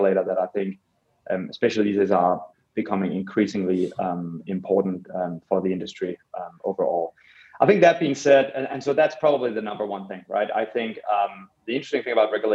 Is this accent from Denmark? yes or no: yes; Copenhagen, Capital Region of Denmark, Denmark; moved away; I grew up in Copenhagen in Denmark